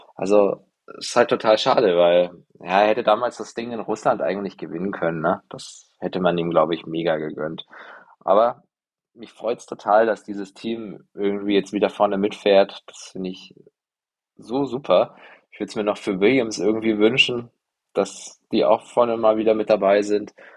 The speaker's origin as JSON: {"language": "German", "country": "Germany", "said": "als, als Deutsche"}